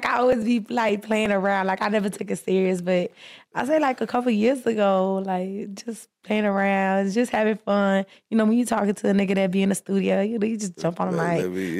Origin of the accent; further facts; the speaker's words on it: Miami, Florida, United States; I'm from Miami.